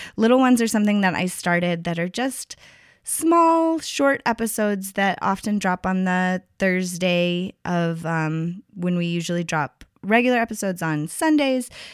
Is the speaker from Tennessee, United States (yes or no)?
yes; Tennessee, United States; my home state, Tennessee